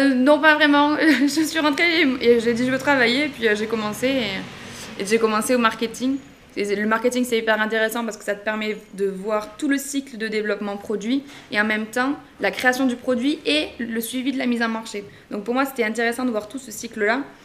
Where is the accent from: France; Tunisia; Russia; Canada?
France; Narbonne, Occitania; je suis originaire de Narbonne dans le Languedoc